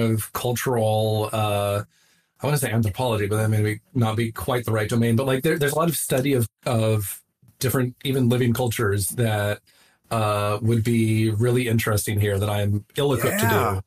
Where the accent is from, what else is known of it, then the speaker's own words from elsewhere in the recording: Southwest, United States; moved away; I grew up in the Southwest